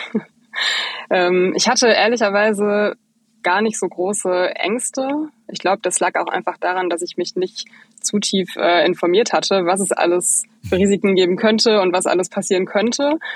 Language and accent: German; Bochum, North Rhine-Westphalia, Germany; moved away as an adult; now in Berlin, Germany; Ich bin eigentlich aus dem Ruhrpott, genauso wie ihr. Ich komme eigentlich aus Bochum